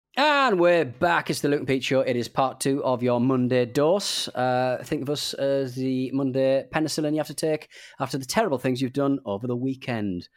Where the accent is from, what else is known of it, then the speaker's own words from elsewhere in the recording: England, United Kingdom; as an Englishman